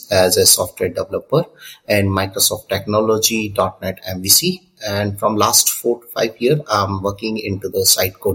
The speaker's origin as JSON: {"language": "English", "town": "Udaipur", "region": "Rajasthan", "country": "India", "said": "I'm from Udaipur, Rajasthan, India"}